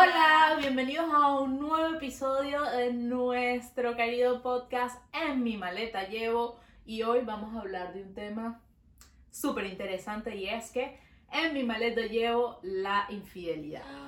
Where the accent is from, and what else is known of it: Venezuela; now in Montreal, Canada